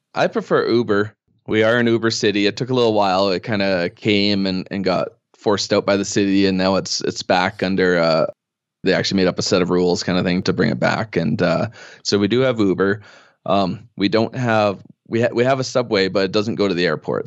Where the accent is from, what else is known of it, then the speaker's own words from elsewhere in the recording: Edmonton, Alberta, Canada; moved away as an adult; now in Calgary, Canada; I had lived in Edmonton most of my life, or at least in the area.